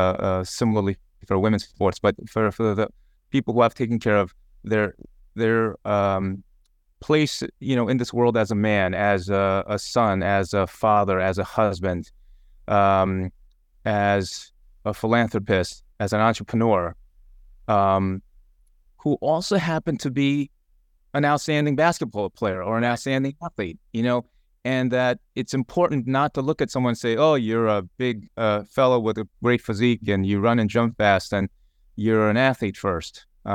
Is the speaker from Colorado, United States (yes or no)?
no; Long Island, New York, United States; I grew up in Long Island, so lacrosse was big, so I dabbled in lacrosse.